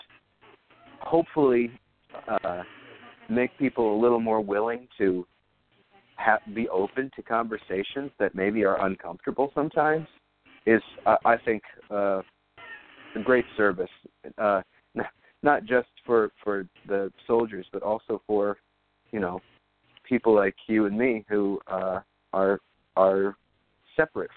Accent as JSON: {"language": "English", "region": "Iowa", "country": "United States", "tie": "born or raised there", "moved": "as an adult", "lives_now": "New York, United States", "said": "I'm from Iowa, when I go home to Iowa, sometimes I run into past classmates who are veterans"}